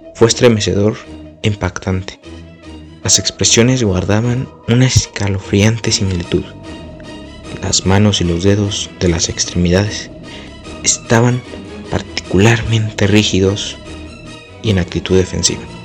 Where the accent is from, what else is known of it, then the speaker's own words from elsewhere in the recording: Querétaro, Mexico; mi bello pueblo